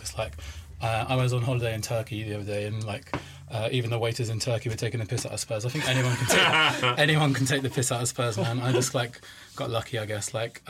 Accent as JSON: {"language": "English", "area": "the Cotswolds", "region": "South West England", "country": "United Kingdom", "moved": "yes", "said": "we're all from the Cotswolds"}